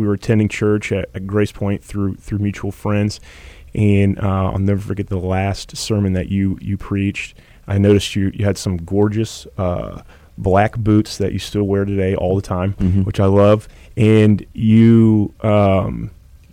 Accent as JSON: {"language": "English", "town": "Indianapolis", "region": "Indiana", "country": "United States", "moved": "as an adult", "lives_now": "San Antonio, United States", "said": "Originally from Indianapolis, Indiana"}